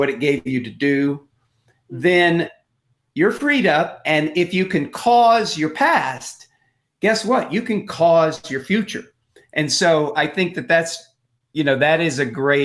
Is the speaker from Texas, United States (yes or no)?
yes; Texas, United States; I grew up in Texas.